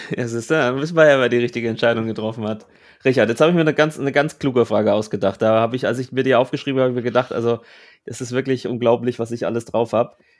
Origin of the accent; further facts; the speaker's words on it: Franconia, Bavaria, Germany; in meiner fränkischen Heimat